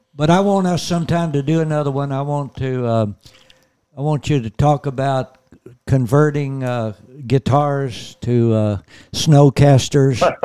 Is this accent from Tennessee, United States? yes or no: yes; Gibson County, Tennessee, United States; also born or lived in Houston; I was from Gibson County in Tennessee